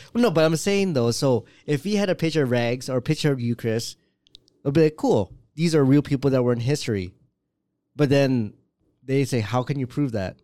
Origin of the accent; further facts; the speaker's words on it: Canada; first language English; what we grew up with here